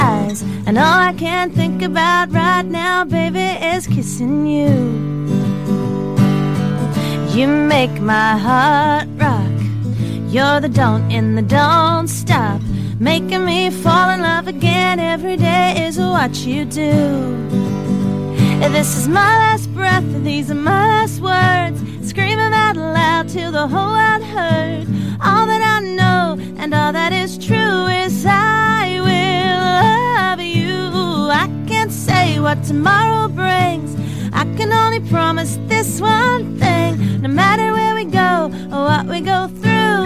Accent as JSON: {"language": "English", "town": "Sydney", "region": "New South Wales", "country": "Australia", "tie": "born or raised there", "said": "I grew up in Sydney in Mascot"}